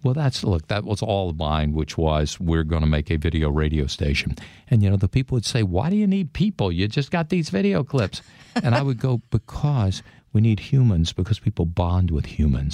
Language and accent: English; Mississippi, United States; moved away; I grew up in Mississippi in the fifties and sixties